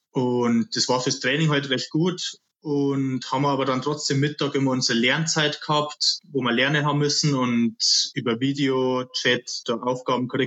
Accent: Bad Reichenhall, Bavaria, Germany; ich bin ja ursprünglich aus Bad Reichenhall, so eine halbe Stunde weg von Duckerding.

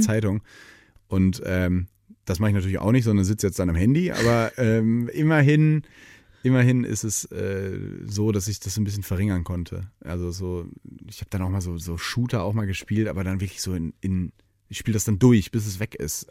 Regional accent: Detmold, North Rhine-Westphalia, Germany; moved away as an adult; also born or lived in Hannover; now in Cologne, Germany; Ich bin ja in Ostwestfalen aufgewachsen

